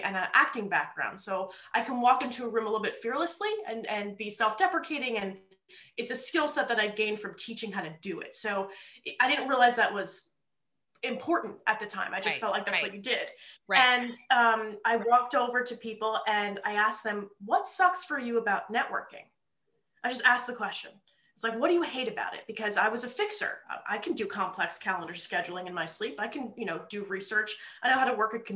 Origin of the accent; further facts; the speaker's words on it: New Jersey, United States; moved away as an adult; also born or lived in New York City; now in Philadelphia, United States; growing up in North Jersey